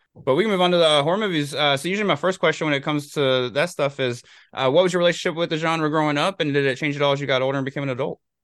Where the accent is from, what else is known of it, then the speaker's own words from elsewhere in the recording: North Carolina, United States; I'm from North Carolina too